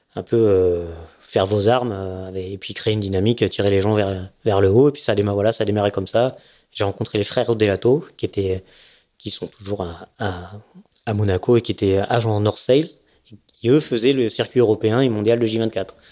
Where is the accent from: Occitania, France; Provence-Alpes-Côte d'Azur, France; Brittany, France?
Provence-Alpes-Côte d'Azur, France; Nice; also born or lived in Seine-et-Marne / Savoie; mon père a eu envie de faire, d'avoir un bateau et on s'est retrouvé à Nice.